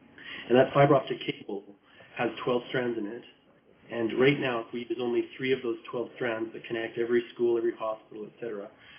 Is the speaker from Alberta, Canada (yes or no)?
yes; Pincher Creek, Alberta, Canada; also born or lived in Lethbridge / Middle East / Edmonton; I grew up outside of the Pincher Creek.